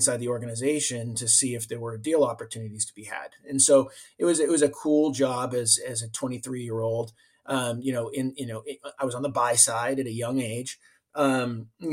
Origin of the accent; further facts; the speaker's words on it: Medford, Massachusetts, United States; I grew up in Boston. I grew up in a town called Medford, Mass